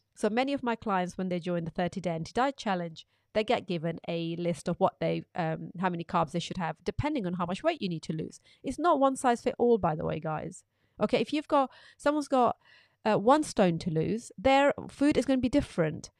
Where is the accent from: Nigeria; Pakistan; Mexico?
Pakistan; moved away; when I was growing up in Pakistan